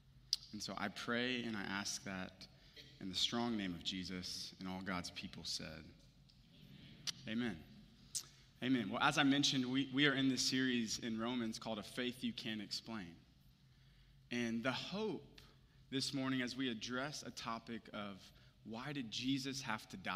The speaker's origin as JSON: {"language": "English", "town": "Houston", "region": "Texas", "country": "United States", "moved": "yes", "said": "I'm from Houston originally"}